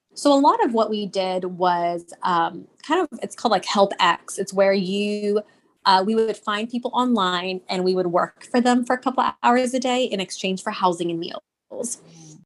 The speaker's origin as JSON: {"language": "English", "region": "Texas", "country": "United States", "tie": "born or raised there", "said": "I'm Indian, and but I was born and raised in Texas"}